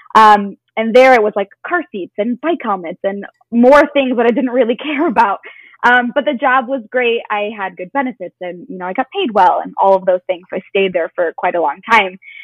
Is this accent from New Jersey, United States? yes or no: no; Chicago, Illinois, United States; I currently live in the suburbs of Chicago and I grew up here, have been here my whole life